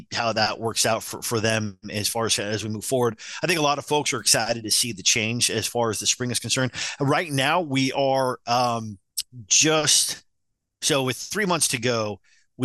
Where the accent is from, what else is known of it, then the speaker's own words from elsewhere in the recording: Utah, United States; I grew up in Utah